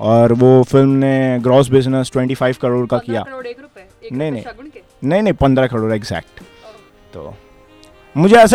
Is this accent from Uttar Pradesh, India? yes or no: yes; Gorakhpur, Uttar Pradesh, India; जी मैं गोरखपुर का रहने वाला हूँ